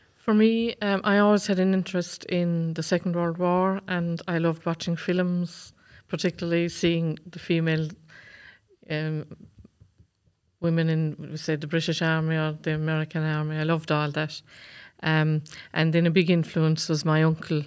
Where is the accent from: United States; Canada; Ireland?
Ireland; County Waterford, Munster; I come from Cashmore in County Waterford.